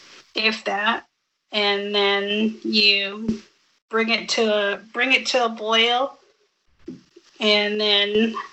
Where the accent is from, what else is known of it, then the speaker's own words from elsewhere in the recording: United States; Born and raised.